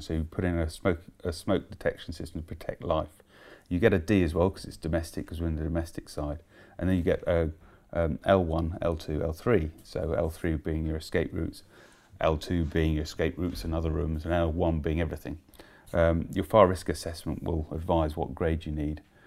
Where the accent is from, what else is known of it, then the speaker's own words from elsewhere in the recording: Letchworth, East of England, United Kingdom; my hometown of, at that time, Letchworth